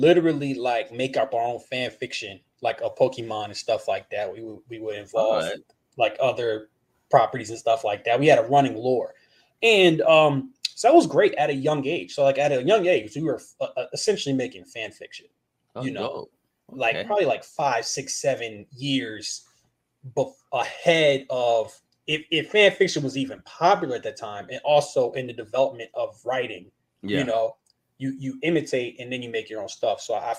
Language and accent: English; Manassas, Virginia, United States; I am from Manassas, Virginia. So northern part of Virginia, like 30, 40 minutes outside of DC.